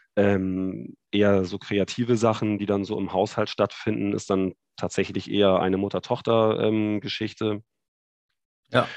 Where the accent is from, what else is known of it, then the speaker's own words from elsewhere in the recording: Hamburg, Germany; accent: nordisch; moved away as an adult; now in Düsseldorf, Germany; Ich komme gebürtig aus Hamburg